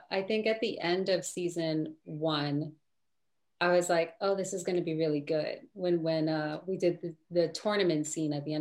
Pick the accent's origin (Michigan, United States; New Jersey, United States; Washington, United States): New Jersey, United States; Lodi; moved away; I grew up in Lodi, New Jersey